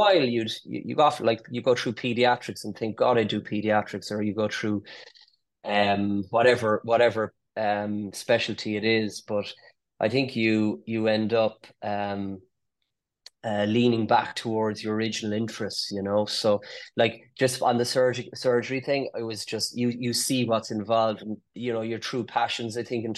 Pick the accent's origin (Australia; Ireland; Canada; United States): Ireland; Cork, Munster; accent: Cork; also born or lived in London; Grew up in Cork and headed off to London after medical